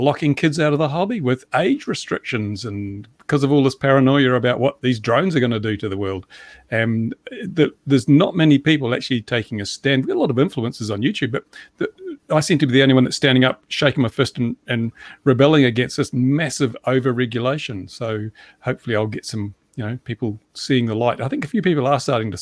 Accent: Australia; now in New Zealand; I'm an Australian from New Zealand

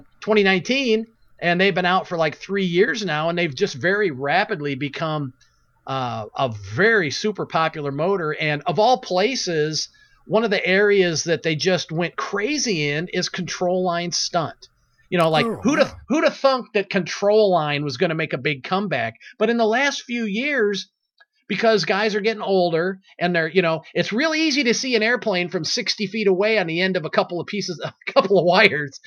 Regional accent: Monroe, Michigan, United States; my hometown of Monroe, Michigan

